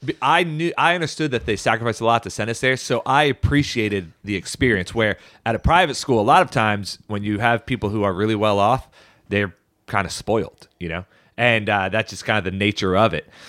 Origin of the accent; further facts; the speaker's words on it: Baltimore County, Maryland, United States; we grew up in Baltimore County and our school district was not very good